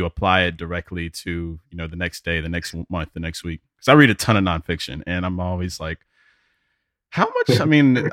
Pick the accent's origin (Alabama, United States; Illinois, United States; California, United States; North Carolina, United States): Alabama, United States; Birmingham; moved away as an adult; now in Atlanta, United States; I'm from Birmingham, Alabama originally, and live in Atlanta for the past 8 years